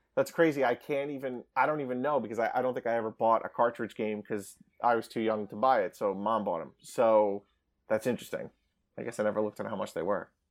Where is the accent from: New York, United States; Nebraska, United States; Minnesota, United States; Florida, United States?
New York, United States; Long Island; I grew up on Long Island